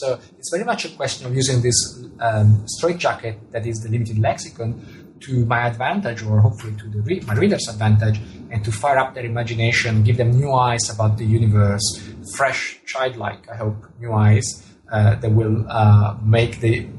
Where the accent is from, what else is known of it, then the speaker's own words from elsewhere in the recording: Italy; first language Italian; English is a second language; Well, telescope in Italian, which is my mother tongue, is masculine.